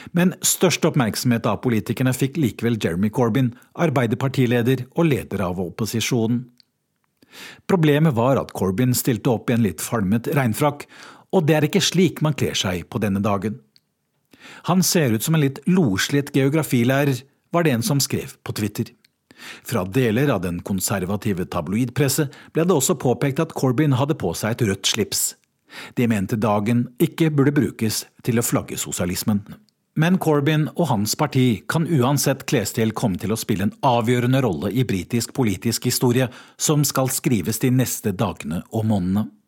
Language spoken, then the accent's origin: Norwegian; Norway; moved away as an adult; now in London, United Kingdom; oss nordmenn